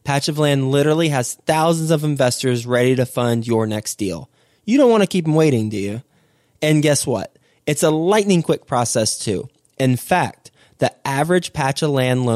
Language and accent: English; Fort Worth, Texas, United States; also born or lived in Houston, Texas; Houston, Texas, my home state. Not home city, but my home state. Actually, I actually lived in Houston for a couple years when I was 1 and 2 years old, and then we moved to Fort Worth.